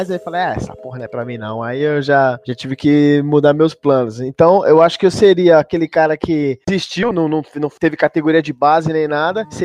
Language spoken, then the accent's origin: Portuguese; São Paulo, Brazil; Eu, pô, sou, sou cria de São Mateus, né? Do Conquista.